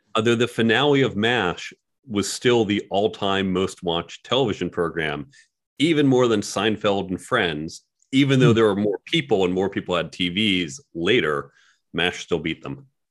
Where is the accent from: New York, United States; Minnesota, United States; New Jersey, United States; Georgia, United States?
New York, United States; I'm a New Yorker